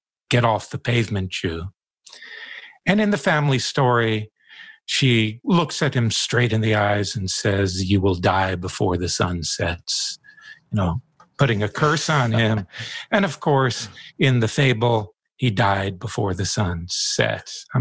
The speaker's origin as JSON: {"language": "English", "region": "Deep South", "country": "United States", "tie": "born or raised there", "moved": "yes", "lives_now": "Maine, United States", "said": "I grew up in the Deep South in the 1950s and 60s"}